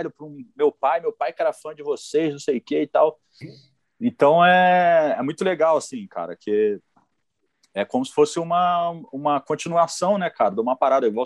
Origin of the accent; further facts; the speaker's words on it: Mesquita, Rio de Janeiro, Brazil; eu e o João somos de Mesquita.